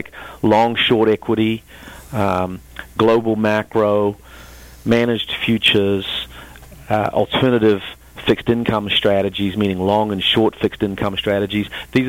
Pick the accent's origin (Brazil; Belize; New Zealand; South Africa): New Zealand; I'm not from Texas, Charlie, although I have a southern accent. It's from the deep, deep south.